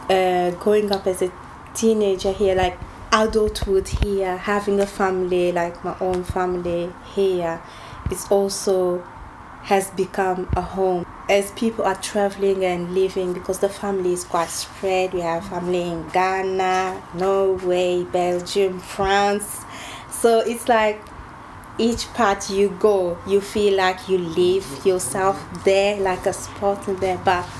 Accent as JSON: {"language": "English", "country": "Republic of the Congo", "tie": "born or raised there", "said": "being brought up in Congo, born there"}